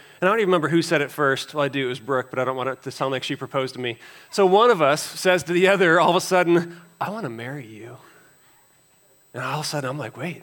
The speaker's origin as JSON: {"language": "English", "area": "Chicago suburbs", "region": "Illinois", "country": "United States", "tie": "born or raised there", "also_born_or_lived": "Iowa", "moved": "as an adult", "said": "I grew up in the Chicago suburbs"}